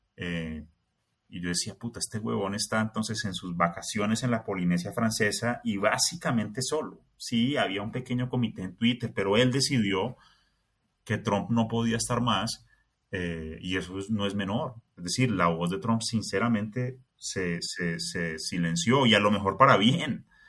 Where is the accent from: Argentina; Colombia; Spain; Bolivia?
Colombia; me siento como muy colombiano